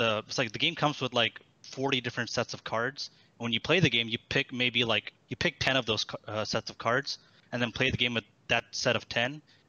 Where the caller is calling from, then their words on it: Houston, Texas, United States; I'm calling from Houston, Texas.